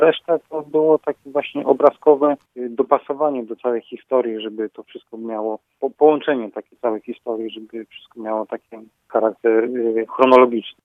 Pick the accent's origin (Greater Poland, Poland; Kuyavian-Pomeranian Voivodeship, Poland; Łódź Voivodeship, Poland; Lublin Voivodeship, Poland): Łódź Voivodeship, Poland; Radomsko; now in Dzierżoniów, Poland; Ja się urodziłem daleko stąd, w Radomsku, a dzierżeniawianinem jestem dopiero 20 lat